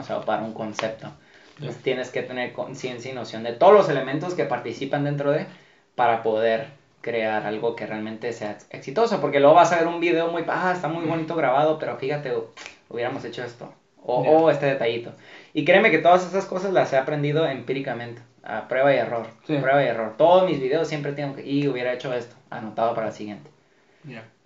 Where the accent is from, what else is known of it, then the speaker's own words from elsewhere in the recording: Mexico; como mexicanos